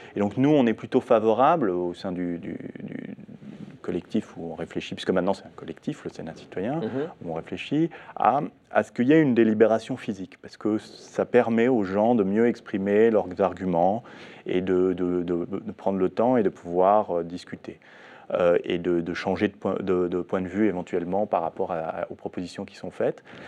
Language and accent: French; France; chez nous, en France